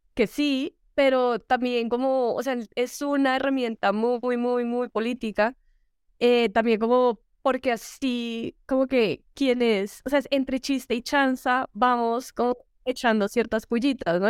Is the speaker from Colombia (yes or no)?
yes; Colombia; accent: gomelo; somos los cachacos